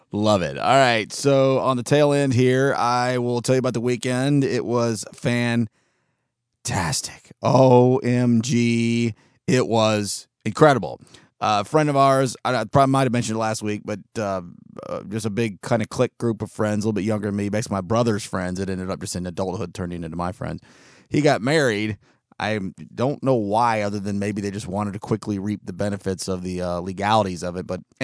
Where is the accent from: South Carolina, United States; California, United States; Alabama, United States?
California, United States; born there; I was born in Southern California, right on the beach.